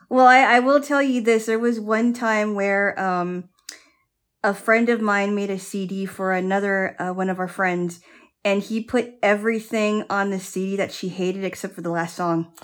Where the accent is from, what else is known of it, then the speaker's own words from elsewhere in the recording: Hawaii, United States; I grew up in Hawaii